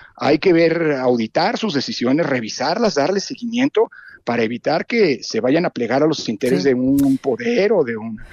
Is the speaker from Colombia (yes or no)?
no; Mexico